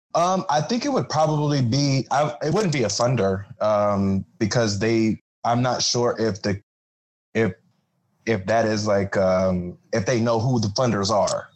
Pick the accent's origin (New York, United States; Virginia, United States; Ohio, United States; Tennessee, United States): Ohio, United States; moved away as an adult; now in Florida, United States; I'm from Ohio, um, so I'm I'm like new to Florida